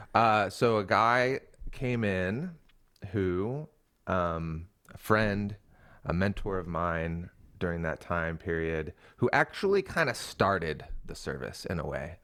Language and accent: English; Seattle, Washington, United States; moved away as an adult; now in Portland, United States; So I was born in Portland. We all grew up in the Seattle area